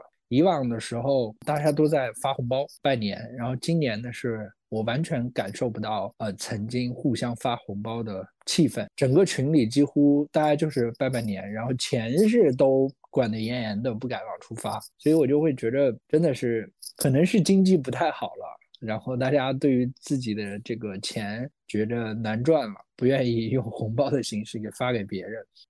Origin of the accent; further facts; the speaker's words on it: China; 就我们中国人呢过这个元旦